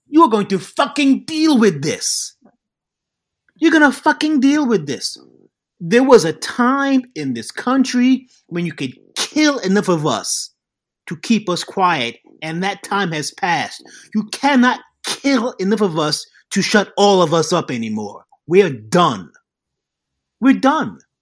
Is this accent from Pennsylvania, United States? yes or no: no; New York City, New York, United States; I was born in Queens, even though my company is called Jack from Brooklyn